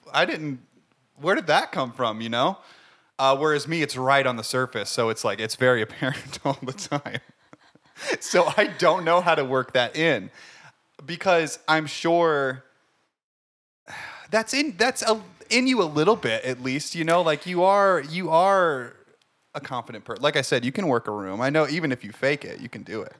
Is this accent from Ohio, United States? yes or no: yes; Ohio, United States; moved away; I'm from Ohio